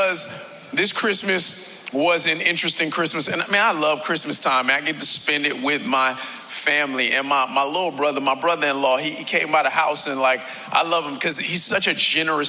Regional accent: Miami, Florida, United States; I was born right here in South Florida, born and raised in the county of Dade

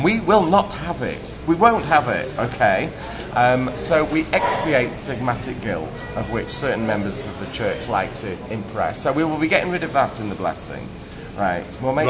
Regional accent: Vienna, Austria; by my Austrian parents because I grew up in Vienna.

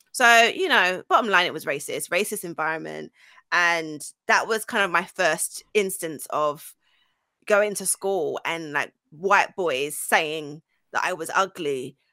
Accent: Essex, East of England, United Kingdom; also born or lived in Archway, North London / Highbury, Islington / Grays / South Ockendon; I grew up spent most of my childhood there, like my secondary school years, um, as an Essex girl

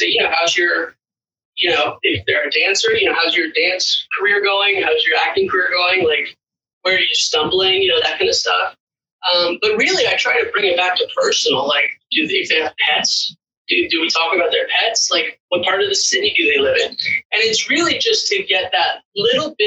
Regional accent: Los Angeles, California, United States; I'm actually from Los Angeles myself too

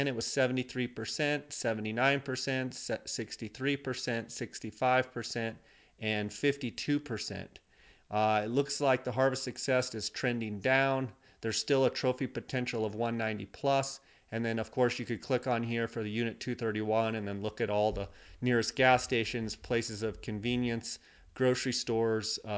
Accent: Arizona, United States; Arizona, my home state

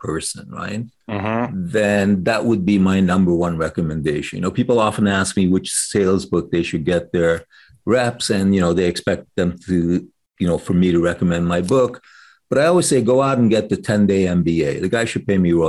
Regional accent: Canada; I'm Canadian

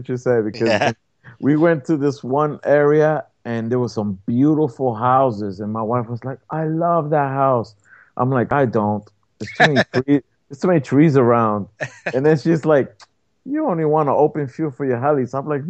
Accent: New York City, New York, United States; now in New Jersey, United States; I'm a city boy. I was born and raised in Brooklyn, New York, you know, and when I first moved out of New York, I ended up moving to a smaller city, and then from there, I ended up coming back to Jersey, which is a bigger city.

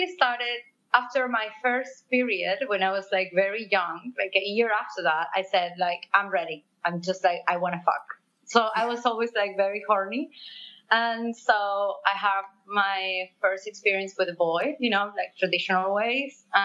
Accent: Argentina; English is a second language; moved away as an adult; now in Barcelona, Spain; I'm from South America and I was raised in Argentina. I live in Barcelona for 8 years now.

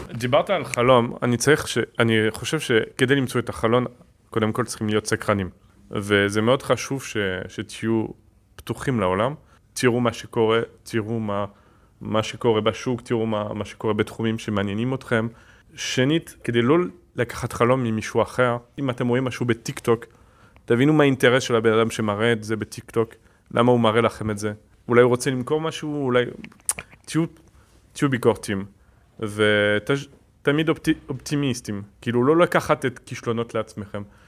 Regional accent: France; Hebrew is a second language; moved away as an adult; now in Israel; עליתי מצרפת בגיל 18

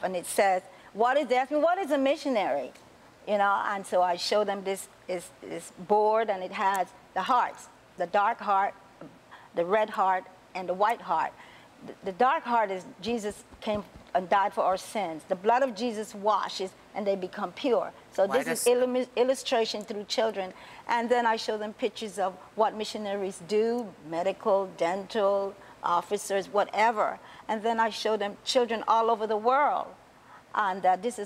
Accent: Panama; also born or lived in Rainbow City; now in United States; a little girl growing up in the Canal Zone

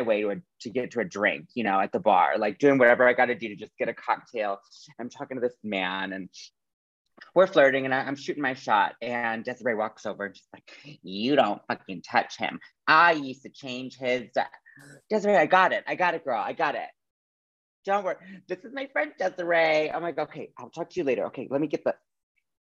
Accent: Madison, Wisconsin, United States; moved away as an adult; also born or lived in Iowa City, Iowa / Milwaukee, Wisconsin / Phoenix, Arizona; I was born in Iowa City, Iowa. And then I had my entire elementary school, middle school, high school, and a little bit of college in Madison, Wisconsin. So I basically grew up in Wisconsin

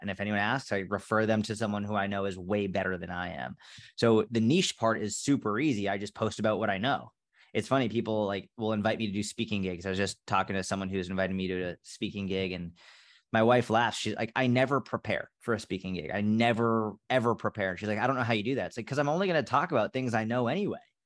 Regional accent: outside of Boston, Massachusetts, United States; I grew up outside of Boston, Massachusetts

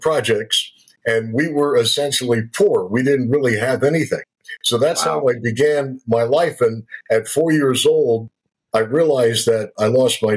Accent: Hartford, Connecticut, United States; also born or lived in Boston; I was born in Hartford, Connecticut

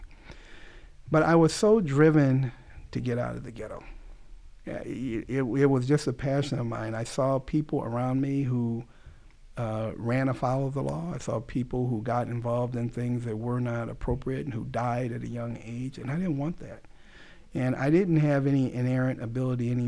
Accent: Los Angeles, California, United States; I grew up in South Central Los Angeles

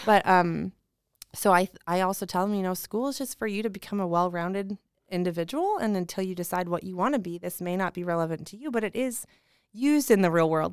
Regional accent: Indianapolis, Indiana, United States; I'm from Indy

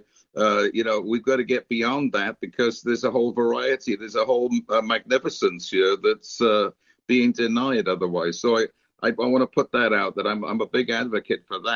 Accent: United Kingdom; I grew up in Britain in the 50s and 60s.

